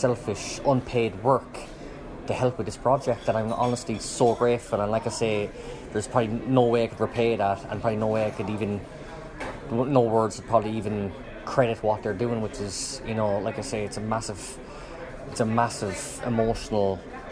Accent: Cobh, Munster, Ireland; growing up in Cove, had a really, really good childhood

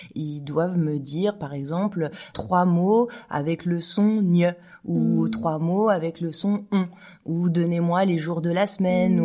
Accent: France; now in Switzerland; je suis française

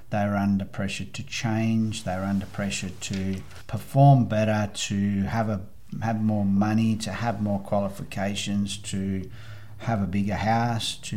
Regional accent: Australia; I come from Australia.

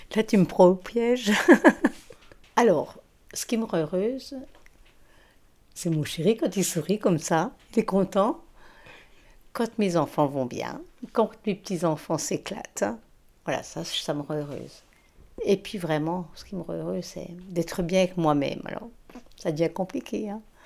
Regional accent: Haute-Saône, Bourgogne-Franche-Comté, France; accent: Alsatian; moved away; also born or lived in Alsace; je suis originaire d'un petit village qui s'appelle Frayé, dans la Haute-Saône.

